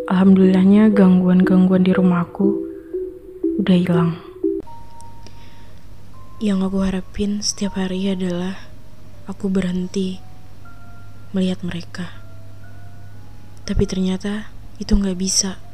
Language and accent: Indonesian; Tangerang, Banten, Indonesia; di desa aku ini, di daerah Tangerang